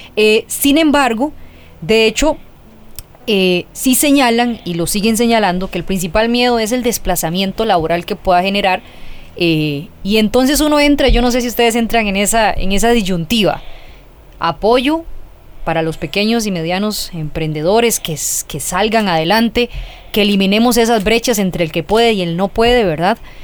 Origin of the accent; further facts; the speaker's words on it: Costa Rica; yo pienso como tica